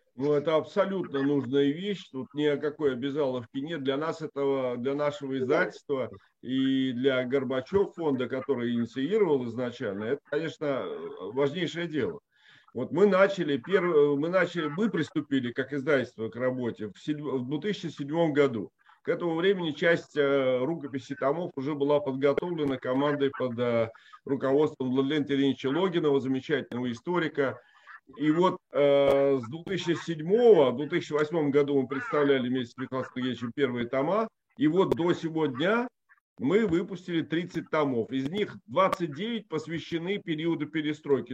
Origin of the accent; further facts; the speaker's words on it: Riga, Latvia; moved away as an adult; я вот, например, рижанин. Я 17 лет родился и прожил в Латвии